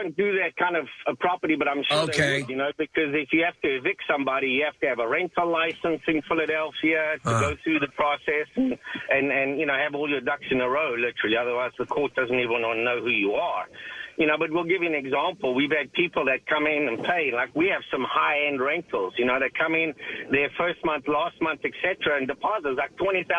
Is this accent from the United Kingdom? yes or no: no; South Africa; now in United States; I'm originally from South Africa, but 20 years in the U.S., and the accent's gone away a little bit.